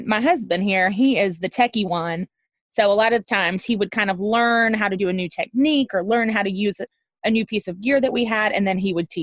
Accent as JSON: {"language": "English", "town": "Birmingham", "region": "Alabama", "country": "United States", "said": "We're from Birmingham, Alabama, and we are … and … Photography"}